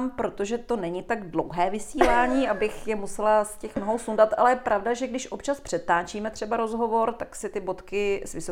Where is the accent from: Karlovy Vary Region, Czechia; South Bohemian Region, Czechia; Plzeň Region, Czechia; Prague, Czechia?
Prague, Czechia; V Praze, v Praze. na Jižním městě.